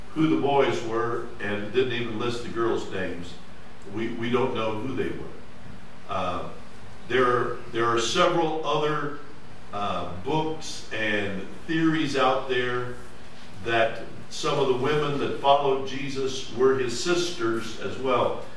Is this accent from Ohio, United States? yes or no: yes; Mifflinville, Ohio, United States; I was from Mifflinville, Ohio